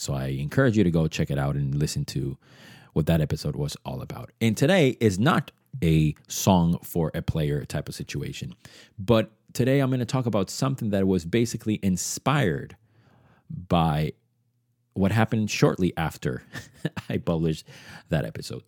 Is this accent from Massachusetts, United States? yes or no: yes; Boston, Massachusetts, United States; English is a second language; also born or lived in Venezuela; I grew up um, from Venezuela, but I grew up in Boston